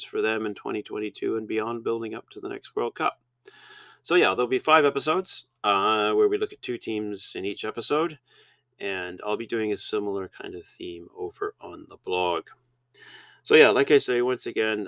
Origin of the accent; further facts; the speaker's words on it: Canada; as Canadians